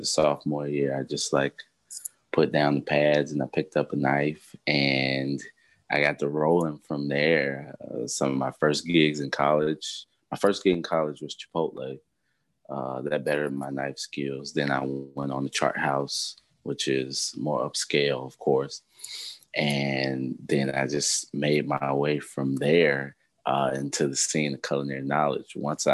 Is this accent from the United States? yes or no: yes; Midwest, United States; I'm from the Midwest